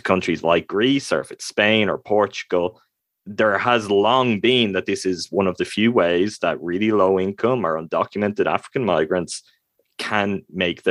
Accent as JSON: {"language": "English", "country": "Ireland", "said": "I'm from Ireland, so I'm a European."}